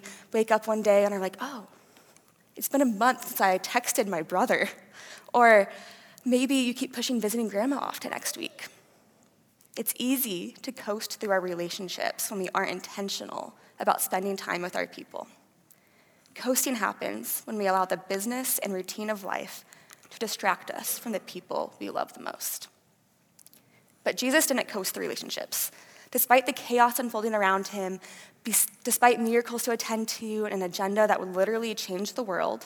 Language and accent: English; Fort Dodge, Iowa, United States; moved away as an adult; now in Cedar Falls, United States; I am originally from Fort Dodge, Iowa. I grew up there with my mom and dad